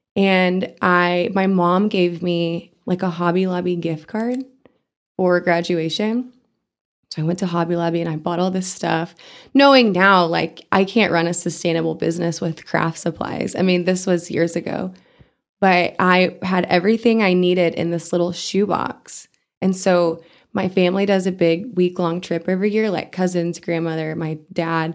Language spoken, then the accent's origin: English; Amarillo, Texas, United States; also born or lived in Canada / Europe / South Dakota; I grew up in Amarillo